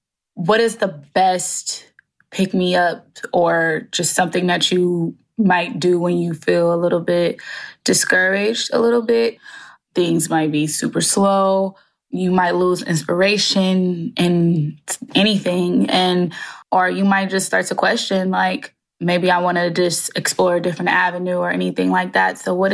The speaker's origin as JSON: {"language": "English", "town": "Los Angeles", "region": "California", "country": "United States", "tie": "born or raised there", "said": "I am from Los Angeles, born and raised, South Central to be in particular. And I'm 27."}